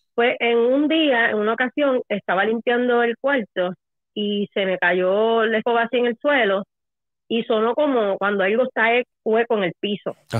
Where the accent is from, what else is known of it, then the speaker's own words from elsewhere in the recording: Puerto Rico; now in Florida, United States; Yo soy de Puerto Rico.